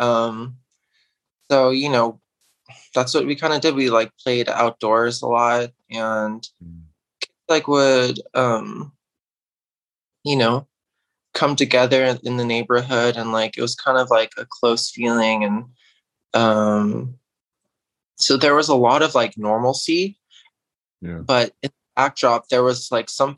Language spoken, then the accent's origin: English; Irvington, New York, United States; I grew up in New York in a small town called Irvington.